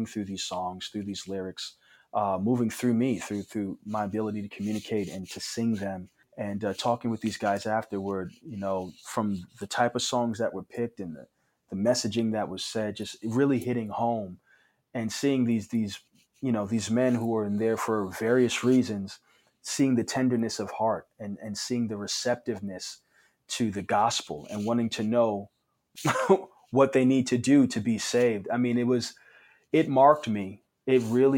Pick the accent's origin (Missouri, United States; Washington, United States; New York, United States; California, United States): New York, United States; New York City; Growing up in New York